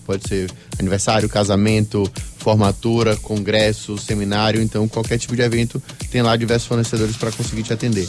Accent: Salvador, Bahia, Brazil; a gente é daqui de Salvador mesmo, é nossa raiz de onde a gente veio

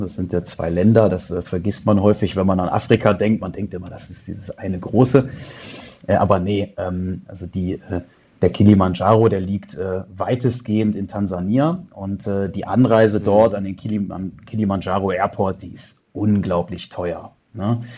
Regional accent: Düsseldorf, North Rhine-Westphalia, Germany; also born or lived in Canada / China; ich sitze hier in Düsseldorf, in meiner Heimatstadt, dort wo ich geboren bin

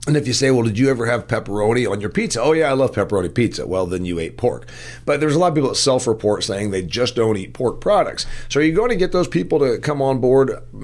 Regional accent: Indiana, United States; We grow a lot of it here in my home state of Indiana.

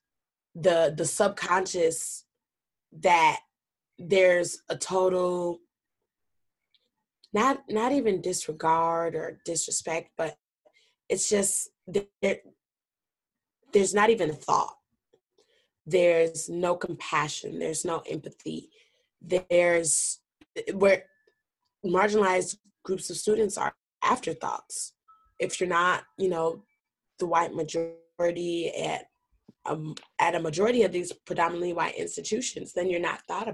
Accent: Madison, Wisconsin, United States; also born or lived in Detroit, Michigan; my mother and I moved to Madison. And so I graduated from like Madison Public Schools. So I grew up not too far from campus.

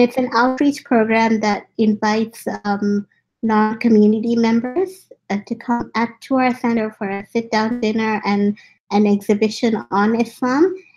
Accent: India; also born or lived in Africa; now in Vancouver, Canada; I've been born in Africa, I grew up in India, and now I'm in Vancouver

